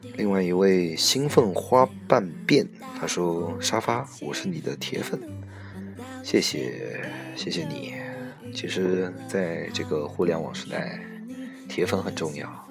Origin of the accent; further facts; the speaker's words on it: Guizhou, China; moved away as an adult; also born or lived in Shanghai; now in Ningbo, China; 我出生在贵州嘛，以前，在以前待的单位也是在家乡那边的公，公司